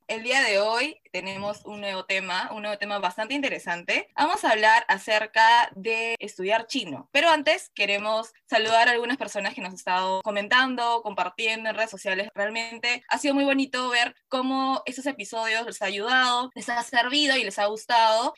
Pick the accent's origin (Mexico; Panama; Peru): Peru; siendo hispanohablantes, exactamente siendo peruanos